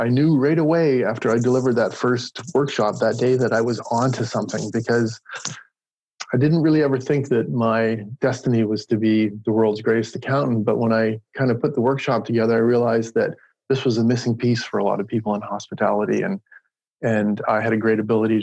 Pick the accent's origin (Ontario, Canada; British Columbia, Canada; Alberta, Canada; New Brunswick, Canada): New Brunswick, Canada; moved away; I'm Canadian. And I grew up in New Brunswick.